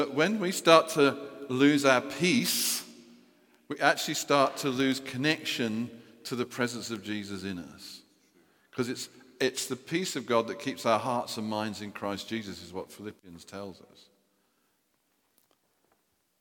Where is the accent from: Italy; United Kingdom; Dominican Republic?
United Kingdom; We're British people